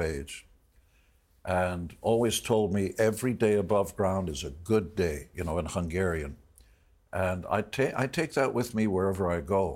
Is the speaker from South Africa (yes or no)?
no; Israel; I was born in Israel.